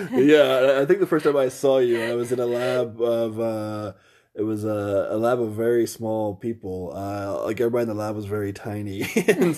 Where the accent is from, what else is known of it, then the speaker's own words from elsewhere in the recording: Indiana, United States; I'm from Indiana.